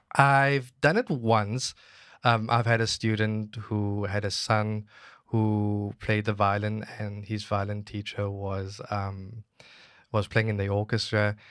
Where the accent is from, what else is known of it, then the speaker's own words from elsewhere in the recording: Cape Town, Western Cape, South Africa; moved away as an adult; now in Guangzhou, China; I'm from Cape Town, South Africa